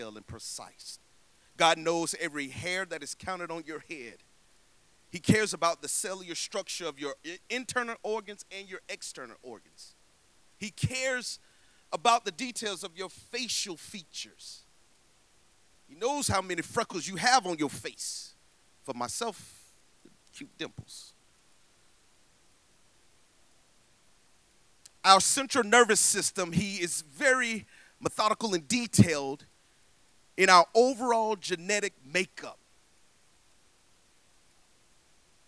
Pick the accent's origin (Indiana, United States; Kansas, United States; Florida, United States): Florida, United States; Tallahassee; moved away; I'm from Tallahassee, Florida